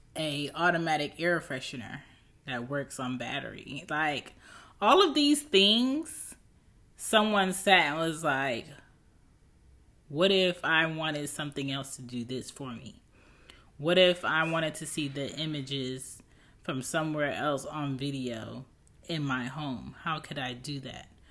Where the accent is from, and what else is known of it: United States